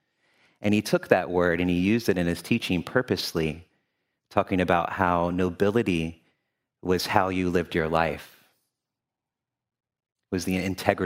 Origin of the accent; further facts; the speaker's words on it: Louisville, Kentucky, United States; also born or lived in Memphis, Tennessee; now in Cincinnati, United States; I use he, him pronouns. I currently live in Cincinnati, Ohio, but I was born in Memphis, Tennessee, and grew up in Louisville, Kentucky.